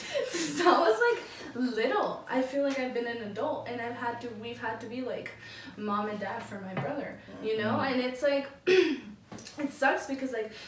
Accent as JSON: {"language": "English", "country": "Guatemala", "lives_now": "United States", "said": "Like coming from like a different country as definitely. Well. Like we're from Guatemala, from mm-hmm. Guatemala."}